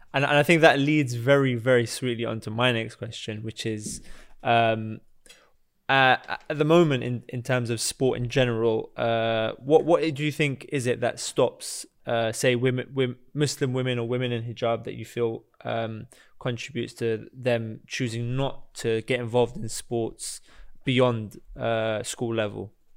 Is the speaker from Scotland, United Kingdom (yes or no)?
no; London, United Kingdom; I grew up in Barnet as well